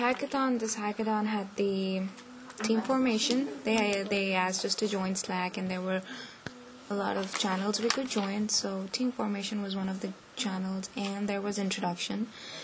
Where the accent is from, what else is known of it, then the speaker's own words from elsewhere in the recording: Lowell, Massachusetts, United States; Ravina is from Boston, I am from Lowell, and Isabel is from Amherst.